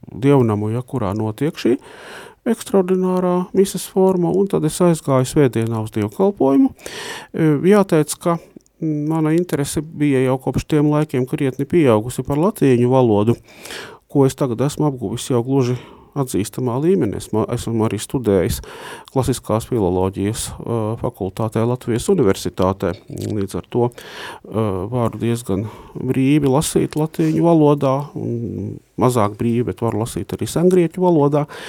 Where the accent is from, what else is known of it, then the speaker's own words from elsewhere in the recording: Latvia; moved away as an adult; now in Riga, Latvia; neesmu dzimis Rīgā, bet esmu nācis no Lūksnes puses